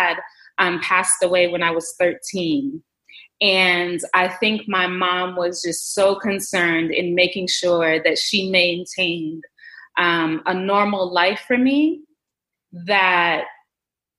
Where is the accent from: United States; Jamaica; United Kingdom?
Jamaica; I'm of Jamaican heritage. I was born in Jamaica, and obviously my mom is Jamaican